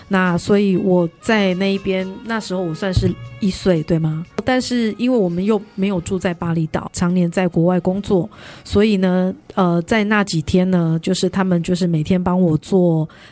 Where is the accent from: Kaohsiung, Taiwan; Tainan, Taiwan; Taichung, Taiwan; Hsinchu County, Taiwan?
Tainan, Taiwan; moved away as an adult; also born or lived in Bali / Thailand; 回到我的故乡台南